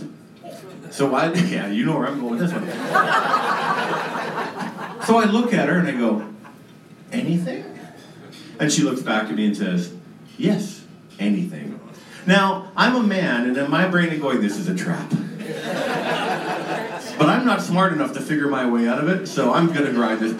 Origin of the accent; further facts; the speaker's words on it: Canada; we are Canadian, so we go bilingual